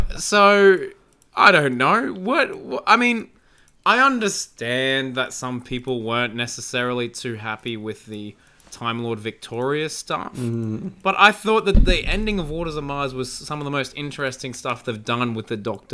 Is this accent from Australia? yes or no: yes; Australia; accent: Australian